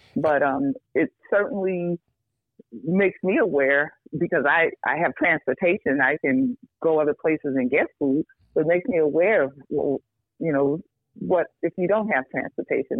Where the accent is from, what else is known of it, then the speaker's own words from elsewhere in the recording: New York, United States; moved away as an adult; now in Chicago, United States; I grew up in New York, um, not in the best circumstances, but um, loved.